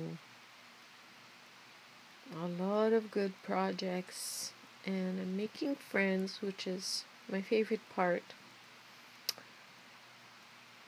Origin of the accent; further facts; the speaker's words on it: Canada; I'm really proud of being Canadian, and French Canadian